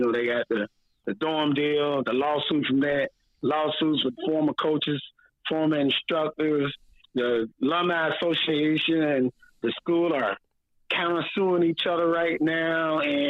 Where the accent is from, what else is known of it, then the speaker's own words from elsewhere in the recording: Daytona Beach, Florida, United States; I grew up in Daytona Beach.